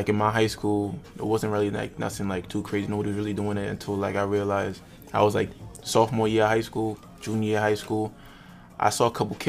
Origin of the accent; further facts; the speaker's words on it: North Providence, Rhode Island, United States; also born or lived in Providence, Rhode Island; I moved around a lot. So, like, we moved around, like, 6-7 times growing up. So, like, I was born in North Prov, stayed there for like until I was like 5-6. Then I moved to South Prov